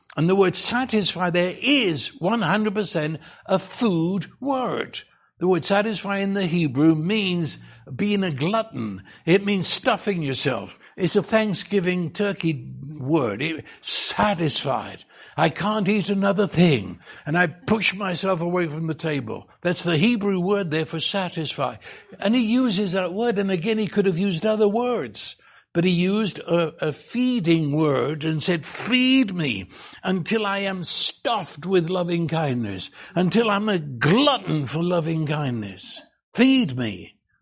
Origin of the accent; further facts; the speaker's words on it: England, United Kingdom; I was raised in England